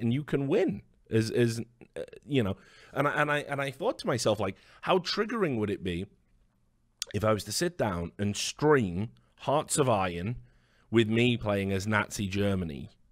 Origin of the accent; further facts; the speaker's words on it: United Kingdom; as a Brit